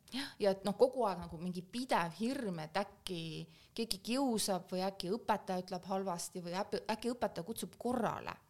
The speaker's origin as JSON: {"language": "Estonian", "country": "Estonia", "also_born_or_lived": "Belgium / Kazakhstan", "moved": "as an adult", "said": "ma olin Eestist ära või olen Eestist ära olnud siis ähm, kuusteist aastat ja nüüd olen Eestis tagasi olnud aasta"}